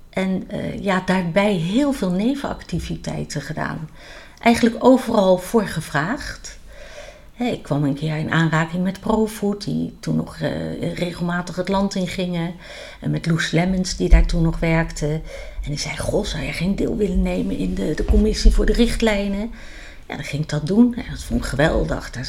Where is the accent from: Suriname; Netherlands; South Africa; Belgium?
Netherlands; The Hague, South Holland; now in Oosterhout, Netherlands; Ik kom van origine uit Den Haag, geboren en getogen. En woon sinds 1999 in Oosterhout.